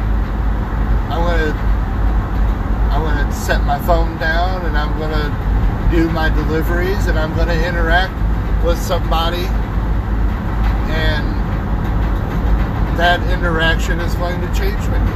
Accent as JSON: {"language": "English", "town": "Springfield", "region": "Missouri", "country": "United States", "said": "I'm proud to be, you know, from Springfield, Missouri. I'm a Springfielder. I'm a Missourian. I live in the Ozarks."}